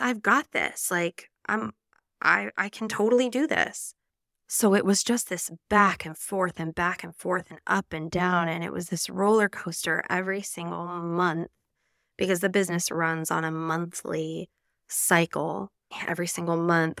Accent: Nevada, United States; moved away as an adult; now in Spain; I'm an American from the beautiful state of Nevada, and I moved to Spain almost nine years ago now

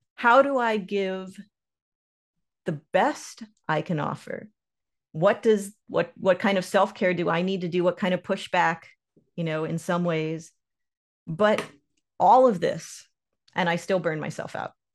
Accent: Lake Norman, north of Charlotte, North Carolina, United States; I grew up on Lake Norman, north of Charlotte in North Carolina

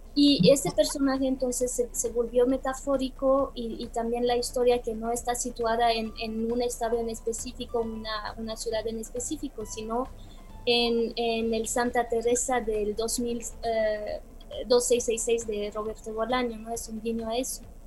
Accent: Bucharest, Romania; moved away; also born or lived in Belgium / United States / Mexico; en mi país natal

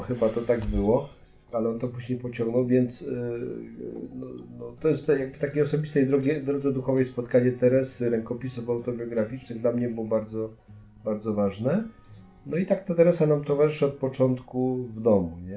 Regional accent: Poland; jesteśmy z Polski

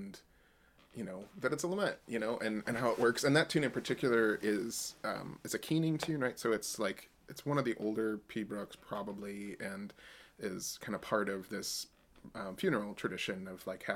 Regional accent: United States; I'm an American

